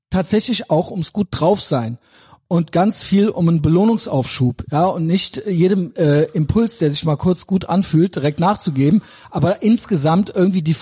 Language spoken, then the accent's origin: German; Cologne, North Rhine-Westphalia, Germany; bin der Kölsche Andrew Tate.